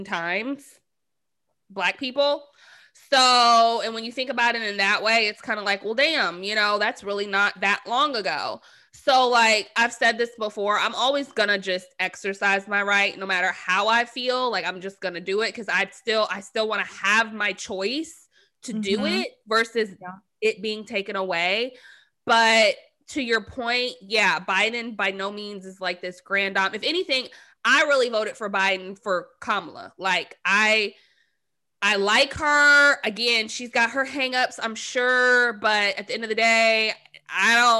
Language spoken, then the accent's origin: English; Arizona, United States; I'm from Arizona